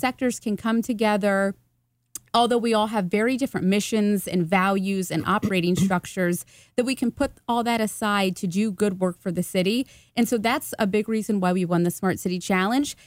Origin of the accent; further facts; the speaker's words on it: Hilliard, Ohio, United States; also born or lived in German Village, Columbus; now in Columbus, United States; I am originally from Hilliard, Ohio. I now live, live in German Village